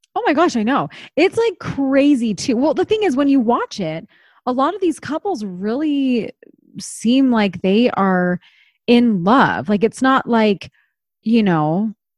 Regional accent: East Coast, United States; moved away; I grew up on the East Coast and that was a big part of my childhood

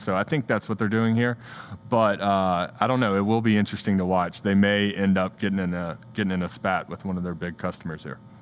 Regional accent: United States; as an American

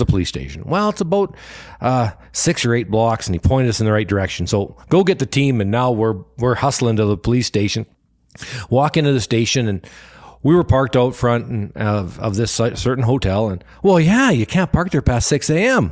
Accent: Canada; we're from Canada

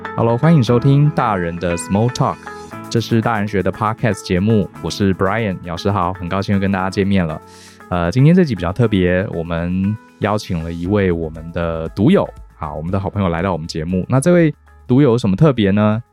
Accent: Taiwan; also born or lived in New York; 我们身为台湾人

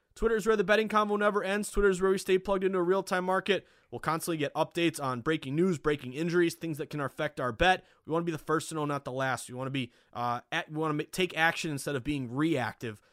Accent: Boston, Massachusetts, United States; also born or lived in Vermont; Boston. I graduated from the University of Vermont in two thousand nine. Uh, you know, stayed at home for six months

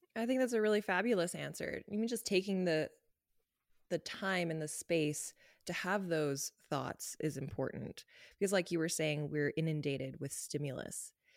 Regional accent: Los Angeles, California, United States; moved away as an adult; now in Canada; I grew up in Los Angeles

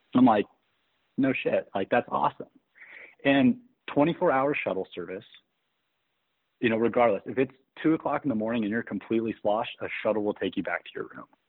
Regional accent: Eureka, California, United States; growing up in Eureka

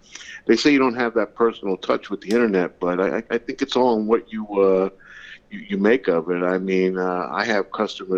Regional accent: Pennsylvania, United States; moved away; also born or lived in New England (near Boston); I grew up in Pennsylvania

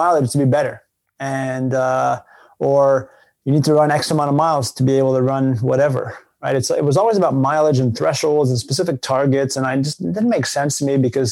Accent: Canada; moved away as an adult; I'm from Canada originally

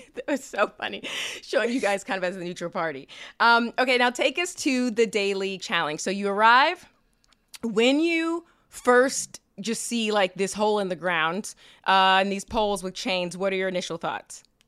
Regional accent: Kansas City, United States; we're both from Kansas City

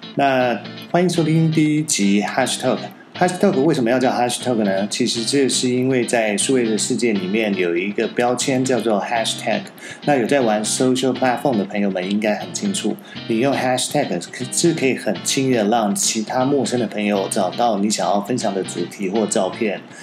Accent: Taiwan; also born or lived in Shanghai; 我是比较一个土生土长的台湾小孩，没有待过美国，但我在上海也工作过几年的时间

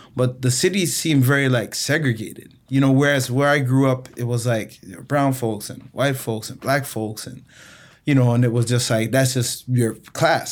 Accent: Toronto, Ontario, Canada; also born or lived in Montego Bay, Jamaica / Chicago, United States; I I left Jamaica when I was three and uh, moved to Toronto, Canada. Grew up uh, in inner city Toronto

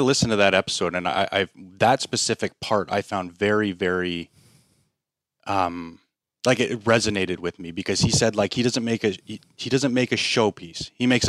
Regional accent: Canada; Like, I'm a Japanese bait maker when I'm from Canada.

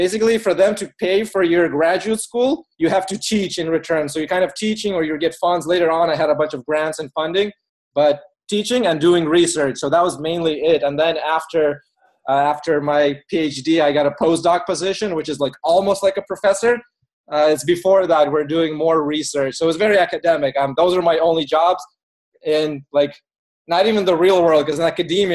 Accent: Phoenix, Arizona, United States; moved away as an adult; also born or lived in Ukraine / California; now in Seattle, United States; I pretty much grew up in Phoenix, Arizona

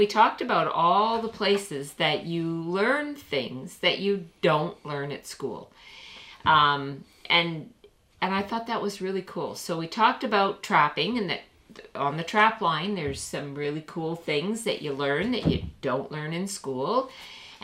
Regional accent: Canada; We're Canadian

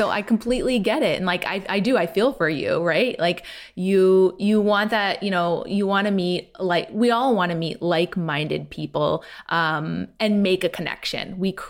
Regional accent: United States; now in London, United Kingdom; You know, I'm an American living in London.

